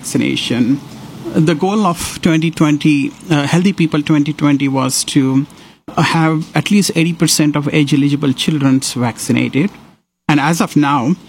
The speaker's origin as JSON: {"language": "English", "town": "Sangli", "region": "Maharashtra", "country": "India", "also_born_or_lived": "Athens, Georgia, United States", "moved": "as an adult", "lives_now": "Houston, United States", "said": "I'm from Sangli"}